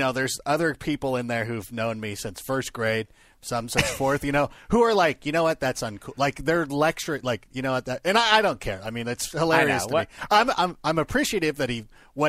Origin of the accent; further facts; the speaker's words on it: Corona, California, United States; the guys I grew up with in Corona, California